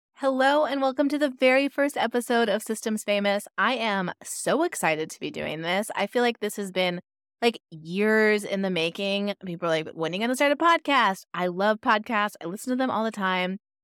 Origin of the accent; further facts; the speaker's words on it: Pacific Northwest, United States; now in Los Angeles, United States; I live in Los Angeles, but I'm from the Pacific Northwest